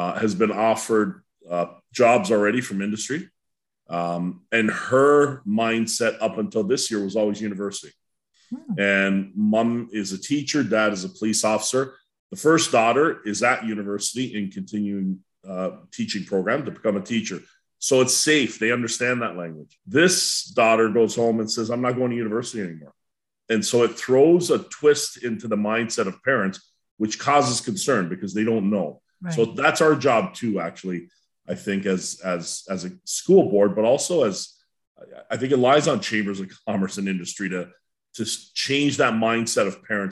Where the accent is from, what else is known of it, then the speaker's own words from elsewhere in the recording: Welland, Ontario, Canada; growing up in Welland